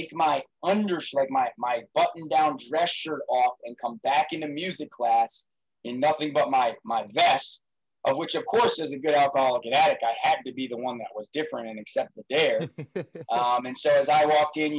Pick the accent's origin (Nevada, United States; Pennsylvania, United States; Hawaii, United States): Pennsylvania, United States; Allentown; also born or lived in Johnstown, Pennsylvania; I grew up in South Allentown in a relatively normal family